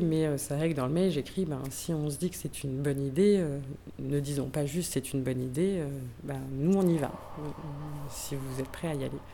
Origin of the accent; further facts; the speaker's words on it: Bruay-la-Buissière, Hauts-de-France, France; Moi, je viens de la région, je viens du bassin minier, je viens de Bruy-la-Buissière